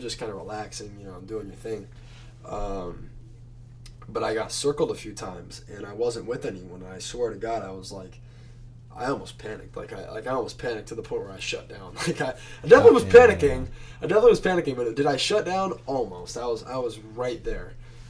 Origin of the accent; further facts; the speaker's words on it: Manhattan Beach, California, United States; I used to be a big surfer kid. I came from Manhattan Beach before I moved here